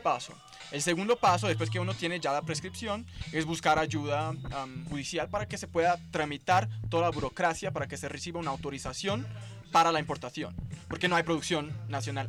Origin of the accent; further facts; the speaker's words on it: São Paulo, Brazil; Spanish is a second language; Yo soy de São Paulo.